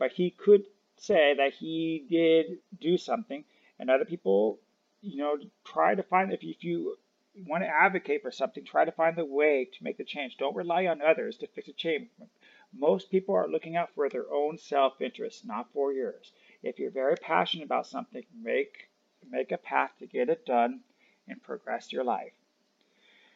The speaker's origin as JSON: {"language": "English", "country": "United States", "said": "I am from America"}